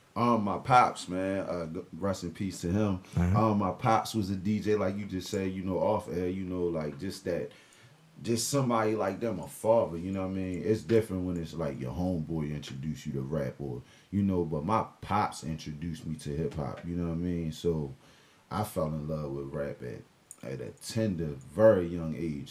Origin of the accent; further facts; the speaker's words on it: Annapolis, Maryland, United States; Annapolis, Maryland, born and raised